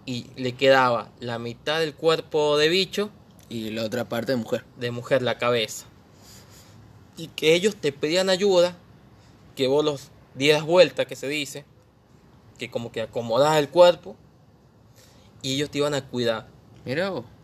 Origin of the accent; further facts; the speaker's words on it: San Juan, Argentina; Somos de San Juan. yo creo que todos. Somos sanjuaniños.